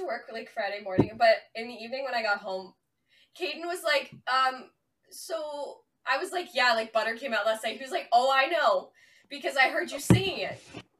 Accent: Canada; I'm only Canadian

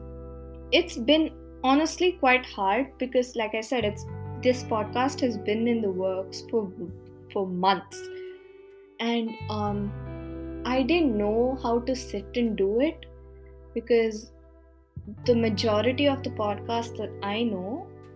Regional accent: India; accent: Indian; first language Kannada; English is a second language; my Indian accent came out

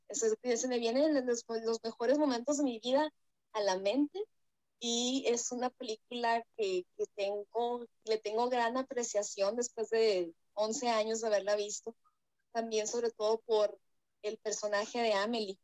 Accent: Mexico; also born or lived in Sonora, Mexico; Yo vivo aquí en, el país de, México, bueno, creo que todos aquí somos de México y yo vivo en el, en el norte, vivo en el estado de Sonora

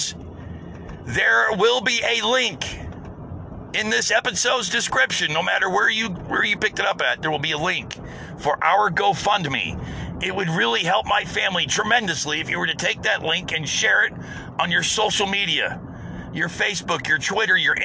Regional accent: United States; as an American

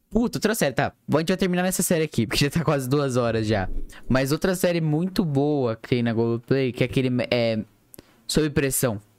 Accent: Brazil; porque a gente é brasileiro, a gente sabe o que, que tá acontecendo ali.

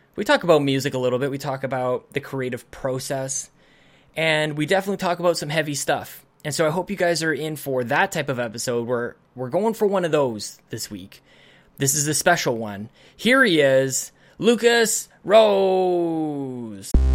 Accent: Canada; as a Canadian

